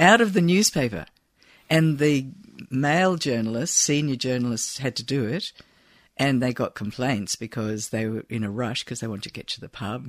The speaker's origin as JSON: {"language": "English", "town": "Falkirk", "region": "Scotland", "country": "United Kingdom", "tie": "born or raised there", "said": "I was born there and I lived, I grew up with my grandparents in a little sort of suburb called West Quarter"}